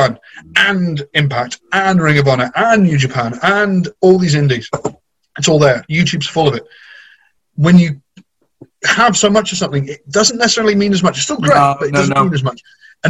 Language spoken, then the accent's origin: English; near Cheddar, Somerset, South West England, United Kingdom; moved away; I used to live in Somerset. I grew up near Cheddar